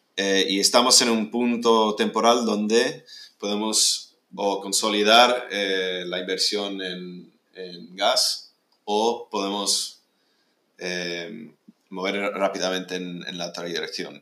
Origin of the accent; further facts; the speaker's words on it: Spain; moved away; also born or lived in United Kingdom / California, United States; yo soy británico, aunque pasé casi toda la vida en, escolar en, en España